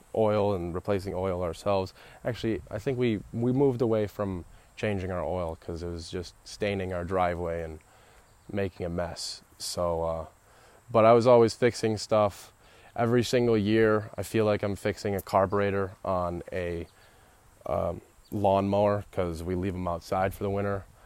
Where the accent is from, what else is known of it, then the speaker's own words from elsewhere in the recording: Royal Oak, Michigan, United States; I was born in Royal Oak, Michigan at Beaumont Hospital and still live in Michigan